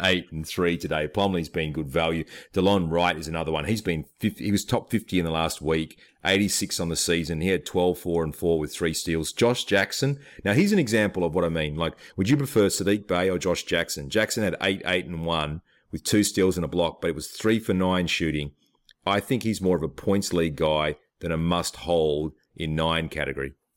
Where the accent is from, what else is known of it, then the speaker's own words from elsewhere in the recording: Australia; I'm from Australia